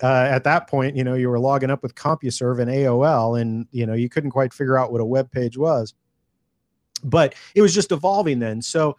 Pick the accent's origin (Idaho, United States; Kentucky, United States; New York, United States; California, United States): California, United States; I was born and raised here in California, but I had no family members, no friends, nobody who was in the film industry